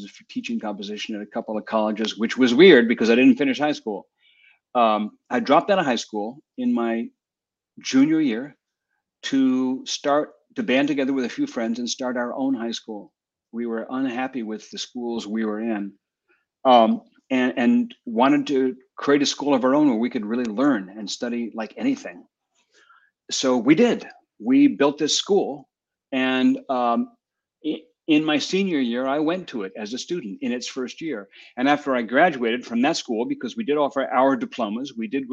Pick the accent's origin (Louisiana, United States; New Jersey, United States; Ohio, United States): New Jersey, United States; I grew up in New Jersey.